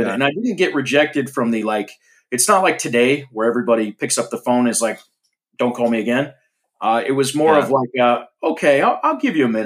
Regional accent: Florida, United States; I grew up in Florida

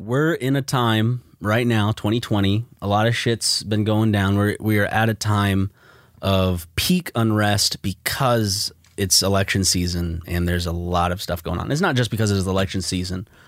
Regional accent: South Carolina, United States; you and I belong to the state that was the first to secede from the Union

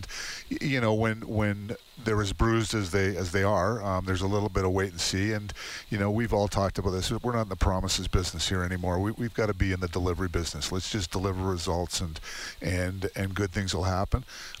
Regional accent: Toronto, Ontario, Canada; moved away as an adult; also born or lived in Saskatchewan / Hinton, Alberta; I'm actually originally born and raised in Toronto, but I went to school in Saskatchewan.

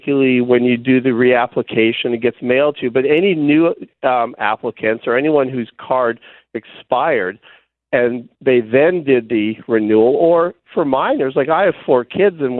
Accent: Canada; now in United States; I'm a Canadian who lives in the U.S.

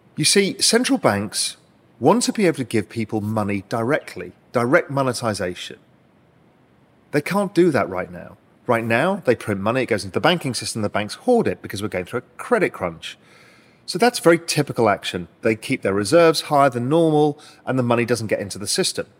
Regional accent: United Kingdom; moved away as an adult; now in Cayman Islands; as a Brit, I'm able to do that and become a resident here

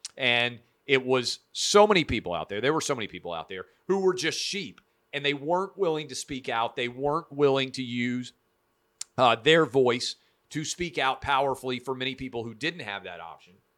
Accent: Nashville, Tennessee, United States; Vanderbilt University Medical Center here in my hometown of Nashville

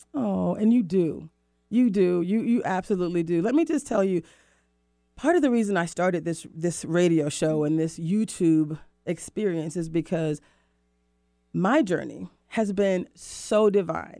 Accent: Florida, United States; now in Seattle, United States; Cocoa Beach, Florida my hometown, I'm in, I'm from Florida

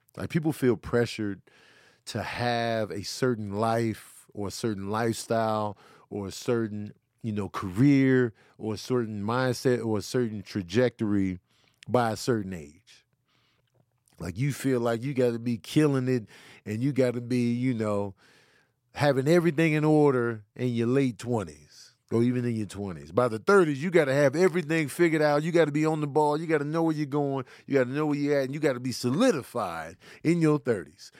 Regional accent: Midwest, United States; I'm from the Midwest

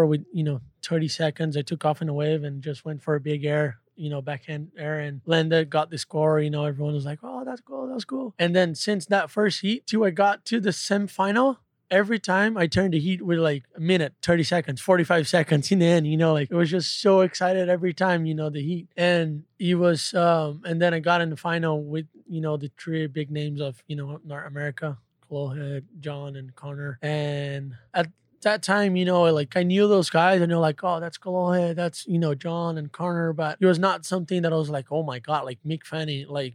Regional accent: Brazil

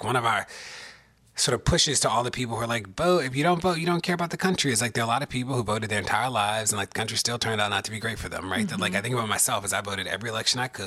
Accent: Baltimore, Maryland, United States; moved away as an adult; also born or lived in Maine; growing up in Baltimore

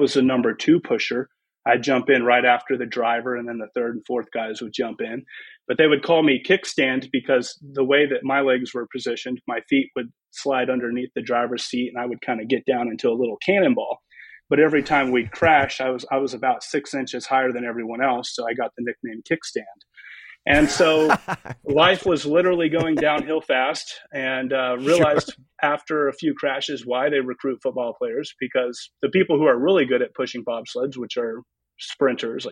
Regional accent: Bartlesville, Oklahoma, United States; also born or lived in Claremore, Oklahoma / Skiatook, Oklahoma / Dallas, Texas; I grew up in Bartlesville, but I also lived in Claremore and Skytook, but ended up graduating high school from Bartlesville

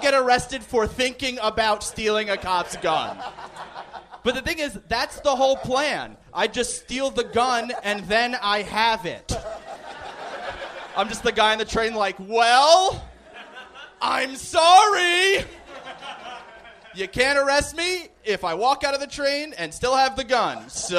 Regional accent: New York, United States; No, I'm from Long Island.

